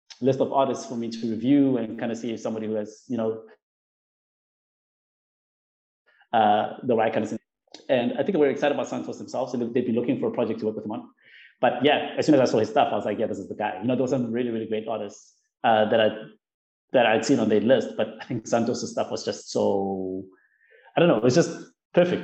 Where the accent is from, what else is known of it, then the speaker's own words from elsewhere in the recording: South Africa; mine as a South African